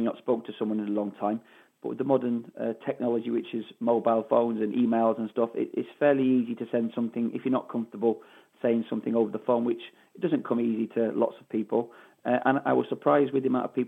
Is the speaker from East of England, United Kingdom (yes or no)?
no; Manchester, North West England, United Kingdom; accent: Mancunian; I have a Mancunian accent